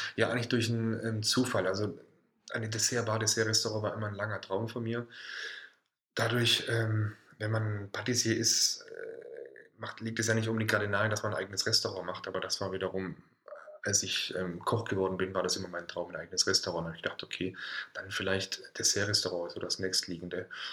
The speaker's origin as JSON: {"language": "German", "country": "Germany", "also_born_or_lived": "Thuringia / Stuttgart / Hamburg", "moved": "yes", "said": "komme eigentlich ursprünglich aus Süddeutschland, vom Bodensee."}